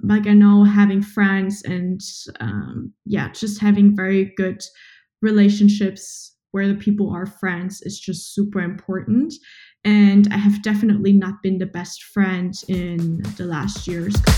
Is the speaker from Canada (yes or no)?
no; Germany; also born or lived in Berlin; from Germany